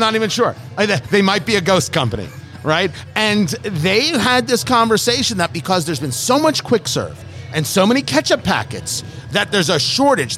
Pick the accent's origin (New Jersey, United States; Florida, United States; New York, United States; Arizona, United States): New Jersey, United States; moved away; Growing up in Jersey